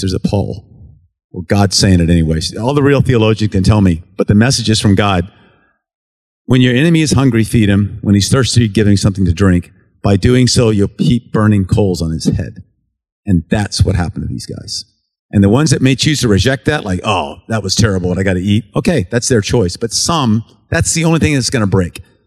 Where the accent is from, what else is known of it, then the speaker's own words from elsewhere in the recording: United States; I'm an American. I'm an American Special Forces officer